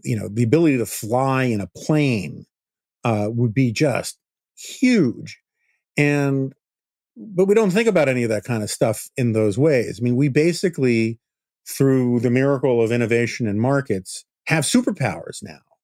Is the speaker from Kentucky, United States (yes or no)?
no; New York City, New York, United States; I grew up in New York City.